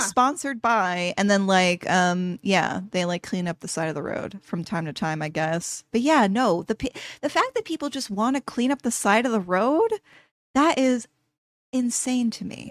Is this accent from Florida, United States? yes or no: yes; Florida, United States; now in New York City, United States; I grew up in Florida